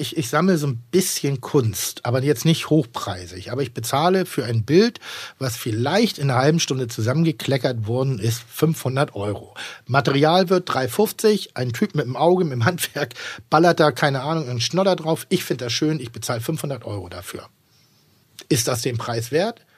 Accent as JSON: {"language": "German", "region": "Northern Germany", "country": "Germany", "tie": "born or raised there", "said": "ich bin in Norddeutschland groß geworden und ich bin im, im Gasthof groß geworden"}